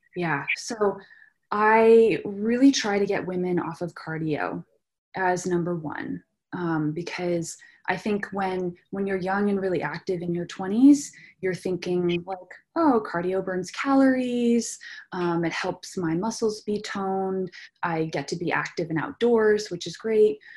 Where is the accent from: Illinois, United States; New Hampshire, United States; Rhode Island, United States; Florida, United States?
New Hampshire, United States; rural; I grew up in New Hampshire, rural New Hampshire